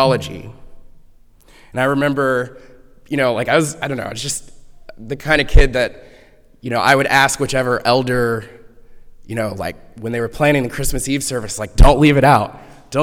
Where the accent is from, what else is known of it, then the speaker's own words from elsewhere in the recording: Houston, Texas, United States; I grew up in Houston, Texas